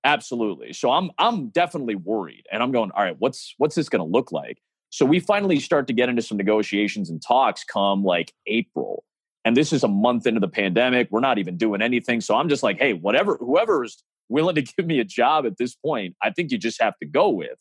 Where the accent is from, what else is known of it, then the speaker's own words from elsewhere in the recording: Chicago, Illinois, United States; it's my hometown